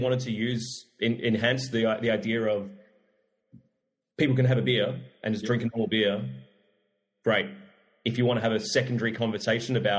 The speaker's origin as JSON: {"language": "English", "country": "Australia", "tie": "born or raised there", "said": "growing up in Australia for what, 38, 39 years"}